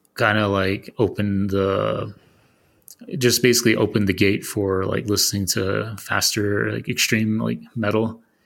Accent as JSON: {"language": "English", "region": "Arizona", "country": "United States", "said": "I'm from Arizona"}